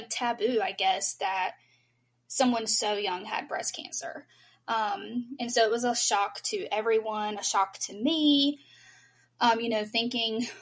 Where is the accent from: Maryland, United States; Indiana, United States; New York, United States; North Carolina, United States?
North Carolina, United States; I'm actually from North Carolina